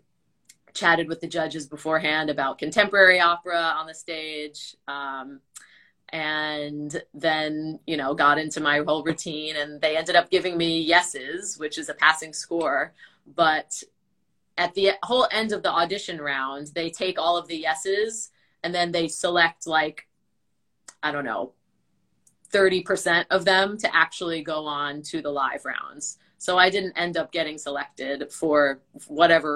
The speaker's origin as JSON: {"language": "English", "area": "Long Island", "region": "New York", "country": "United States", "said": "I'm from Long Island, New York."}